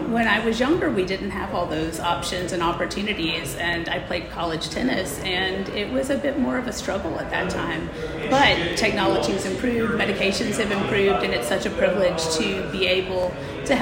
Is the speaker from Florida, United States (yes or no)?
no; Gainesville, Georgia, United States; also born or lived in Birmingham, Alabama; return to my hometown of Gainesville, Georgia